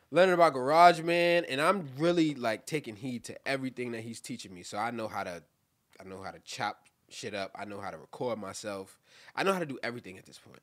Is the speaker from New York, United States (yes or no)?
yes; New York City, New York, United States; I'm from Brooklyn